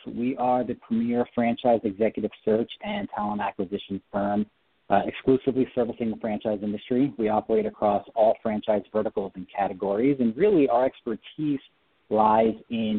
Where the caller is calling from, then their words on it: Orange County, Southern California, United States; calling from my office today. We're out here in beautiful Southern California, Orange County.